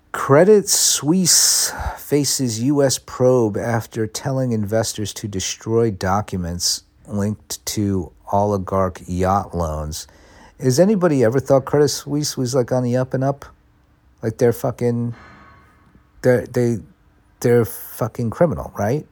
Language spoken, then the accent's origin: English; United States; now in London, United Kingdom; I'm an American.